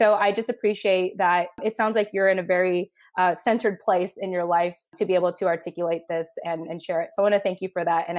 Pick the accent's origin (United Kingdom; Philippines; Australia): Philippines; I feel like a good way to describe us as Filipino women is almost like cockroaches.